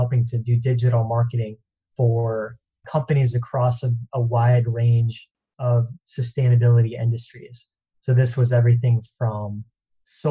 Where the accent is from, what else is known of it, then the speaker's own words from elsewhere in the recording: East Coast, United States; now in Santa Monica, United States; originally grew up on the East Coast